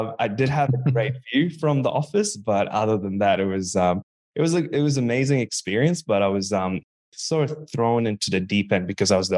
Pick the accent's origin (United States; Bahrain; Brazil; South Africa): Bahrain; now in Australia; growing up in Bahrain.